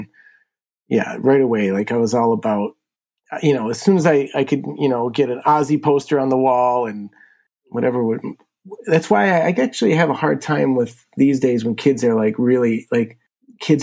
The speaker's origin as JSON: {"language": "English", "town": "Buffalo", "region": "New York", "country": "United States", "tie": "born or raised there", "said": "I grew up here in Buffalo. Been here my whole life."}